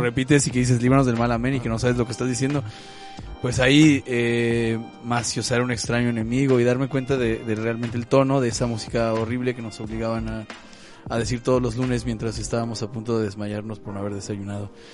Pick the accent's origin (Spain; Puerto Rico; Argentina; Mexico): Mexico